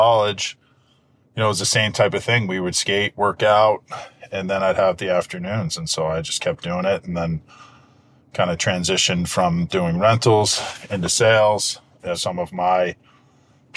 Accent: Boston, Massachusetts, United States; I grew up in Hyde Park, which is the southernmost town in the city of Boston.

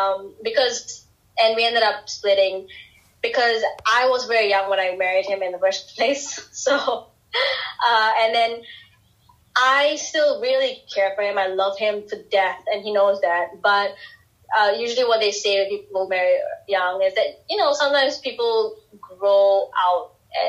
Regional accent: Singapore; I'm this girl from Singapore with, you know, relatively conservative beliefs

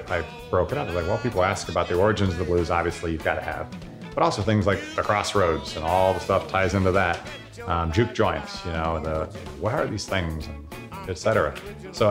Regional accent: Southern Ohio, United States; moved away; I'm not a Mississippian. I'm not even from the South, maybe Southern Ohio

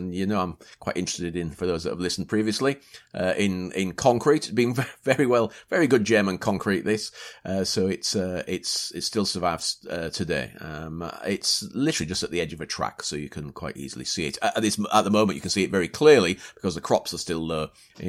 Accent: Yorkshire and the Humber, United Kingdom; accent: Yorkshire; I blame my Yorkshire.

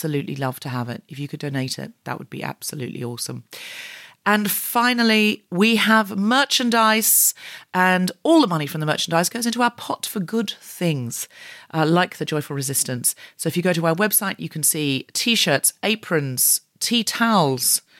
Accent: Gold Coast, Queensland, Australia; moved away; I am from the Gold Coast. I was born and raised there

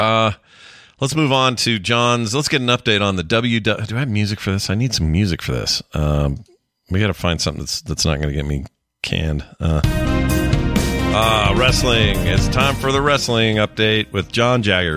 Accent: United States; we, Americans

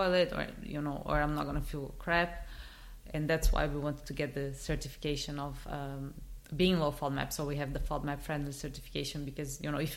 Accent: Brazil; moved away; I'm originally from Brazil.

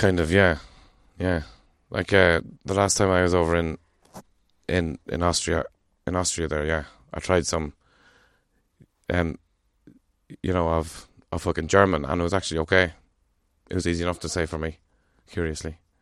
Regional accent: Ireland

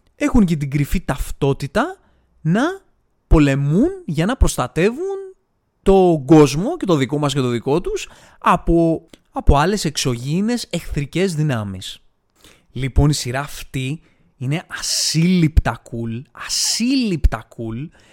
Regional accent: Greece; εμείς σαν Έλληνες

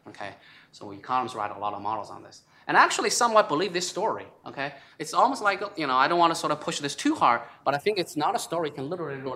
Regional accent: China; moved away; I came from China

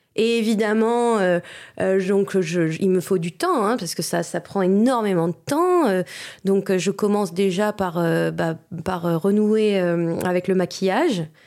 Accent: Vosges, Grand Est, France; moved away; je suis franco-allemande et, euh, quand j'étais petite, je vivais dans les Vosges

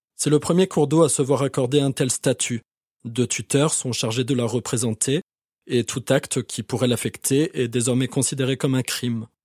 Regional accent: France; En tant que Français

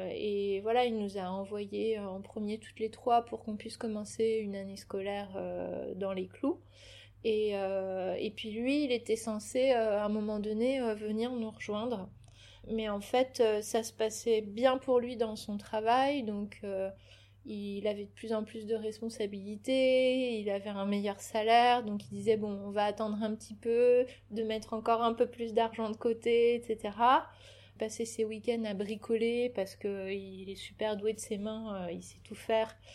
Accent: Clichy, Île-de-France, France; born there; je suis née à Clichy, là où habitaient mes parents, donc euh, dans, dans, une chambre d'hôtel.

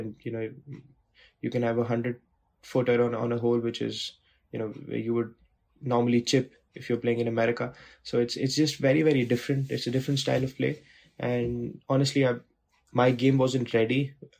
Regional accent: India; you grow up watching it, and growing up in India watching it, it was always very, very close to my heart

